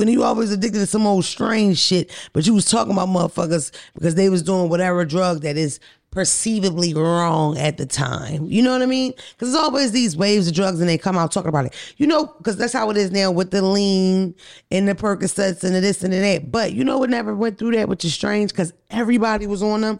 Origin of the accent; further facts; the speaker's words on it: Philadelphia, Pennsylvania, United States; I'm from North Philly, from the white block